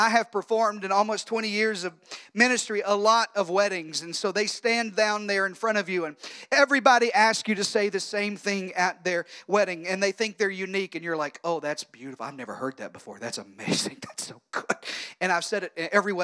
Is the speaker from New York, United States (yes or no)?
no; Texas, United States; we're from Texas